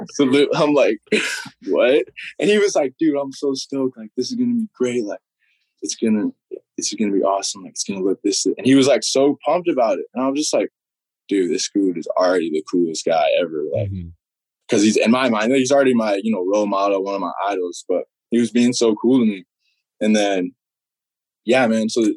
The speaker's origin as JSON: {"language": "English", "region": "Utah", "country": "United States", "tie": "born or raised there", "said": "growing up in Utah"}